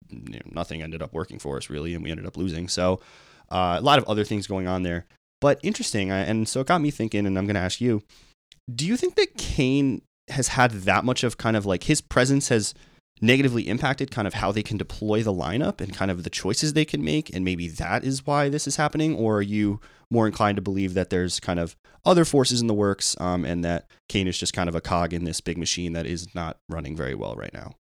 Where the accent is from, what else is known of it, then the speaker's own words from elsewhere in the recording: New York, United States; we're from New York